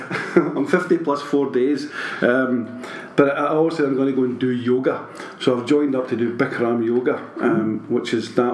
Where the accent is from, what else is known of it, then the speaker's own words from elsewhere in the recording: Glasgow, Scotland, United Kingdom; I'm a Castlemont boy